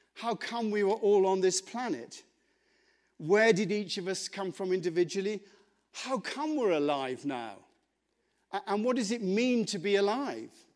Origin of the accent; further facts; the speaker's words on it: England, United Kingdom; I'm English